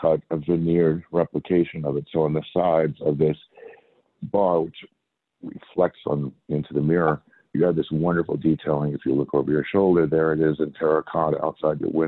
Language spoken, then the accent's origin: English; Long Island, New York, United States; also born or lived in Arizona; we came in from Long Island, where I grew up